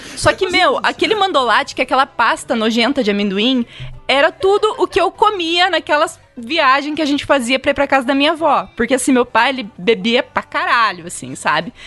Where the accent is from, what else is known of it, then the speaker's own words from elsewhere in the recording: Mundo Novo, Mato Grosso do Sul, Brazil; eu nasci em Mundo Novo, né? Na cidade ali que justamente é onde tem a balsa.